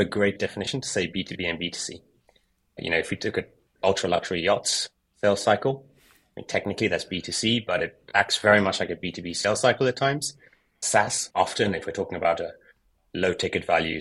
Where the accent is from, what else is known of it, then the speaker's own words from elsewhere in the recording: United Kingdom; moved away as an adult; also born or lived in South Africa; now in France; I grew up in the UK